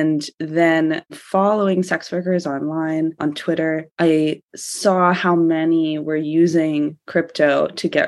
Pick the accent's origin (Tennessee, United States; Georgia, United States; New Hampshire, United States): Georgia, United States; moved away as an adult; also born or lived in United Kingdom; I'm from Georgia originally.